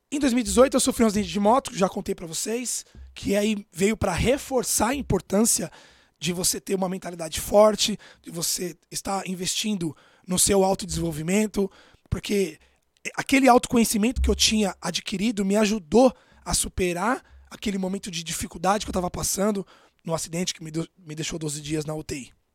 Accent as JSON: {"language": "Portuguese", "region": "São Paulo", "country": "Brazil", "tie": "born or raised there", "said": "Eu nasci em Itaquera, na periferia de São Paulo, morava numa casa de dois cômodos"}